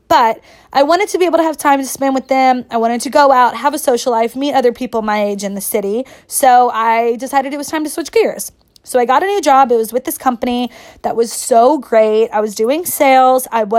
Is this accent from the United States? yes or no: yes; Kentucky, United States; moved away as an adult; also born or lived in New York City; I'm from Kentucky. I was born and raised here. I've lived here 24 years. I graduated from the University of Kentucky.